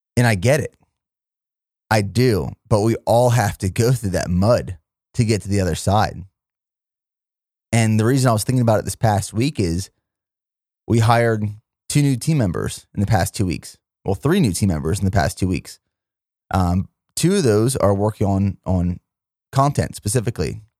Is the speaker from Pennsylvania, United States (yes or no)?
yes; Pennsylvania, United States; moved away as an adult; also born or lived in Indiana, Pennsylvania / Fort Benning, Georgia / Fort Hood, Texas / South Korea; my hometown of Plumire, Pennsylvania